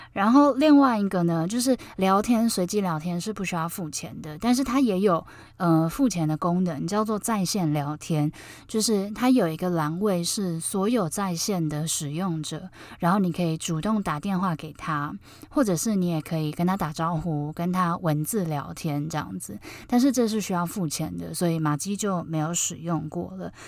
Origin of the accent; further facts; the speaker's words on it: Taiwan; 原来我是台湾人